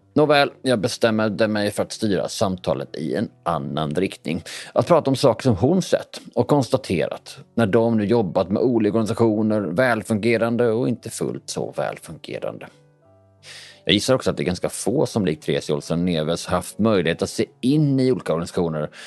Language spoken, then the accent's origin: Swedish; Bjäre Peninsula, Skåne, Sweden; Jag är ju från Bjärehalvön